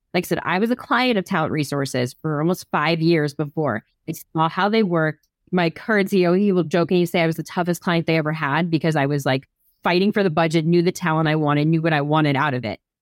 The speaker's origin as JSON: {"language": "English", "region": "New Jersey", "country": "United States", "tie": "born or raised there", "said": "I grew up in New Jersey"}